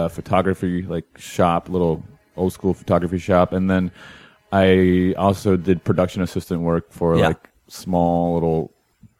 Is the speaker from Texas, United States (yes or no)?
yes; Houston, Texas, United States; accent: slight Texan drawl; moved away as an adult; also born or lived in Berkeley / San Francisco / Los Angeles; now in New York, United States; I grew up in Houston